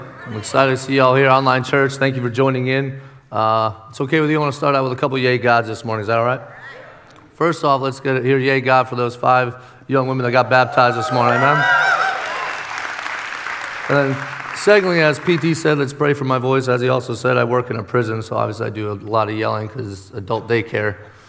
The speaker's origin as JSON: {"language": "English", "region": "Pennsylvania", "country": "United States", "moved": "yes", "said": "I came from Pennsylvania, where, okay, give it up. You don't have to be ashamed of Pennsylvania."}